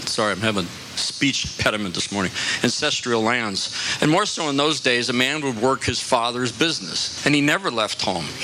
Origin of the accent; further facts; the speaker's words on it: New York, United States; moved away as an adult; also born or lived in New Jersey / Bethlehem, Pennsylvania; now in Florida, United States; I was born and raised in New York